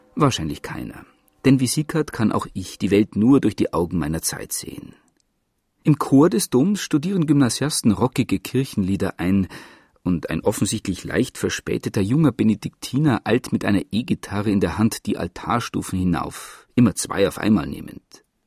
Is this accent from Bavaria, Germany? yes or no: yes; Munich, Bavaria, Germany; als Münchner